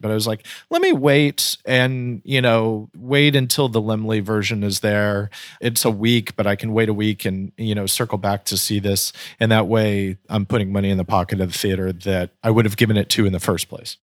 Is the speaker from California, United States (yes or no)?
yes; Napa, California, United States; I grew up in Napa in Northern California